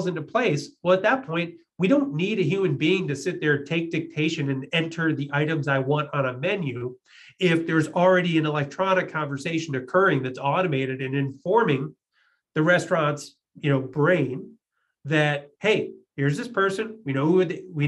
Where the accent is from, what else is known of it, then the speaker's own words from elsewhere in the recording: Chicago, Illinois, United States; I'm from, you know, Chicago. I'm a Midwesterner